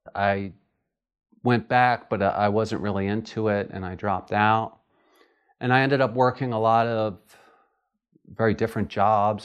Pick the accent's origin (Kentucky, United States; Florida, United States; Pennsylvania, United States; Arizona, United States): Pennsylvania, United States; Philadelphia; I'm from Philadelphia, Pennsylvania